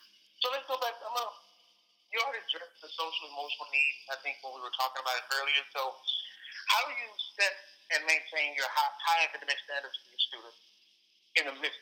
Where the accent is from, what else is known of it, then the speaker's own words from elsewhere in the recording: Houston, Texas, United States; I grew up here in Houston